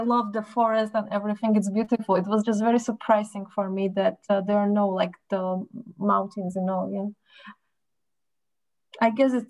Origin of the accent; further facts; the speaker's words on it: Slovakia; now in Estonia; I'm from Slovakia